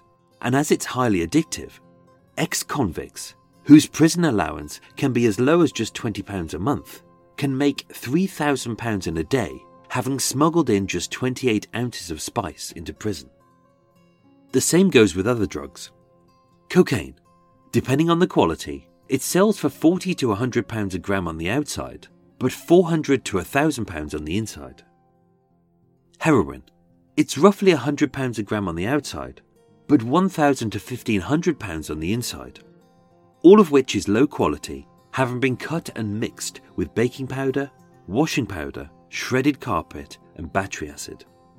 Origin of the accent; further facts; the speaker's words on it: Birmingham, West Midlands, United Kingdom; accent: Brummie; I shall perform this in my birth accent. As being a Brummie, I used to sound like Benny from Crossroads.